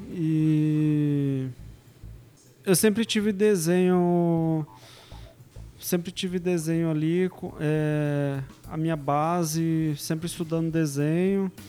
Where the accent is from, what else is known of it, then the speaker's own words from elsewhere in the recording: São Paulo, Brazil; moved away as an adult; now in Vila Velha, Brazil; E sou aqui de São Paulo, Zona Sul mesmo.